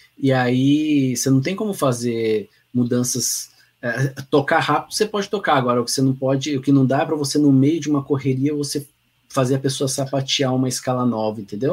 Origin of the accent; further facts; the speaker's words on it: Pindamonhangaba, São Paulo, Brazil; moved away as an adult; also born or lived in England; now in Lages, Brazil; na minha cidade natal, né, Pindamonhangaba